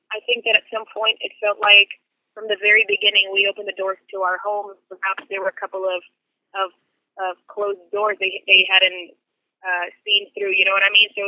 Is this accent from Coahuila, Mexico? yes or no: no; Mexico City, Mexico; living in Mexico City, being born and raised in Mexico City.